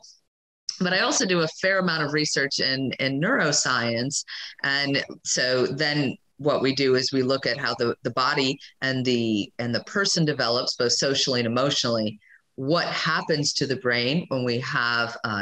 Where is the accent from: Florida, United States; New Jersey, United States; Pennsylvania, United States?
Florida, United States; I grew up in Florida